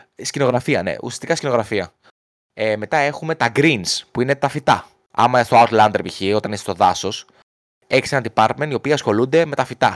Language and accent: Greek; Greece; από την Ελλάδα είμαι